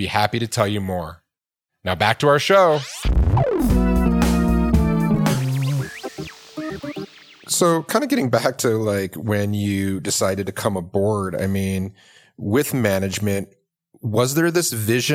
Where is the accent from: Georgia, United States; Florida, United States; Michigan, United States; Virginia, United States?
Michigan, United States; outside of Detroit; now in Boulder, United States; I'm from the Midwest. I'm from, you know, grew up in outside of Detroit